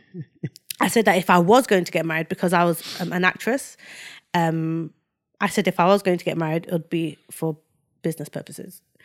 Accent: Nigeria; moved away; I was born in Nigeria

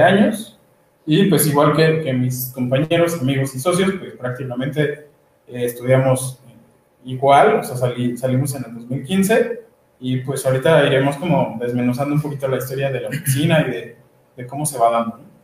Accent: Mexico City, Mexico; soy de la Ciudad de México

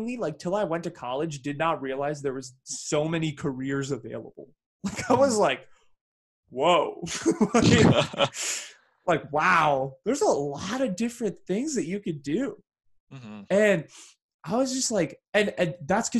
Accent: Bay Area, California, United States; growing up in the Bay Area

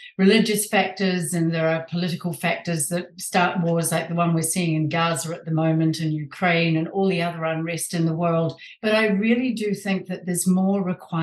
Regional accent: New Zealand; moved away as an adult; now in San Diego, United States; I was born and raised in New Zealand a long time ago, and moved with my husband to San Diego, California

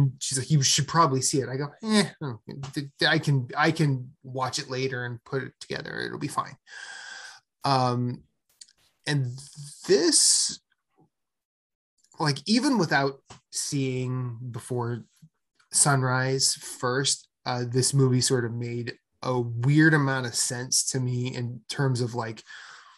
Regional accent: Iowa, United States; moved away as an adult; also born or lived in Philadelphia; So I'm from Iowa.

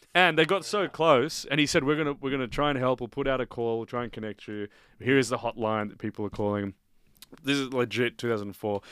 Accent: Australia; growing up in Australia

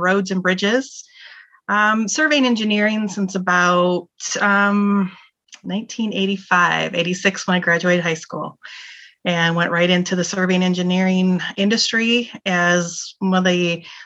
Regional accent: Michigan, United States; moved away; also born or lived in California; I was raised in Michigan. I wasn't born there. I was born in California, but I was raised in Michigan

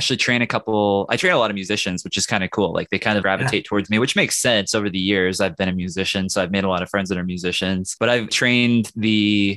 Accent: Midwest, United States; I'm from the Midwest

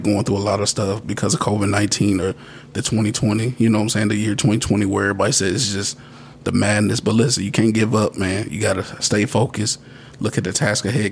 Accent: Radcliff, Kentucky, United States; now in Bowling Green, United States; my hometown of Radcliffe

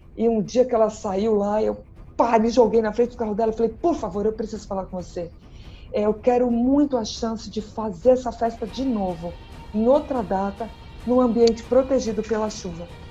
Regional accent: São Paulo, Brazil; eu sou de São Paulo

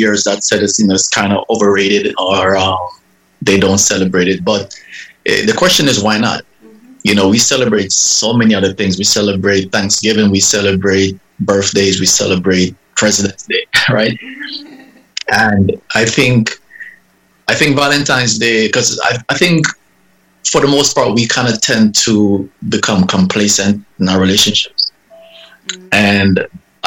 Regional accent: Jamaica; now in Miami, United States; I hail from Jamaica. I currently live in Miami, but I've been living here about 31 years, about 32 years

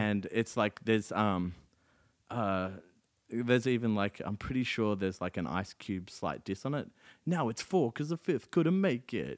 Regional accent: South Africa; now in Australia; my hometown of Lodium

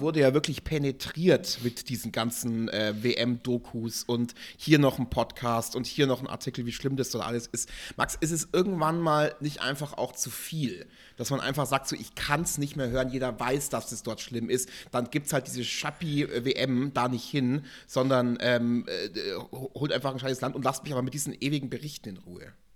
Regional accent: Germany; bei uns in Deutschland

